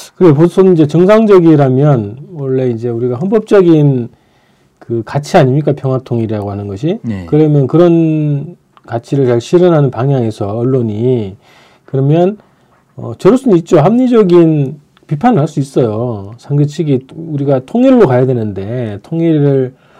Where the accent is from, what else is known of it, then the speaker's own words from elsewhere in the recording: Andong, North Gyeongsang, South Korea; moved away; 제가 그 고향이 안동이잖아요